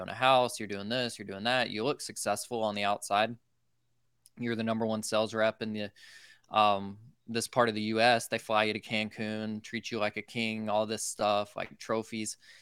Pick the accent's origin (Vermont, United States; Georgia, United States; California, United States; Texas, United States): Georgia, United States; Social Circle; I grew up in a tiny town called Social Circle, Georgia, in the middle of nowhere